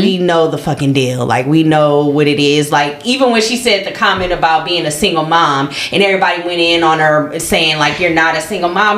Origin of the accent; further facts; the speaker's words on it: Minnesota, United States; I grew up in Minnesota